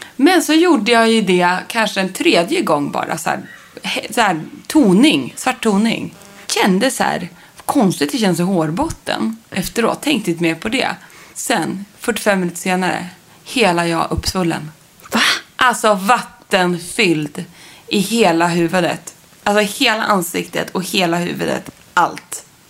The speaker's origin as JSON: {"language": "Swedish", "town": "Sundsvall", "region": "Västernorrland County", "country": "Sweden", "tie": "born or raised there", "said": "i mitt barnrum, eller flickrum om man mm. kallar det så, hemma i Sundsvall"}